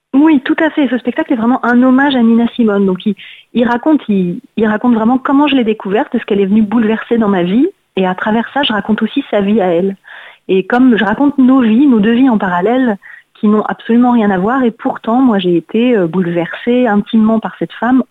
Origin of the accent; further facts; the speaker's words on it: Paris, Île-de-France, France; Je suis une Parisienne.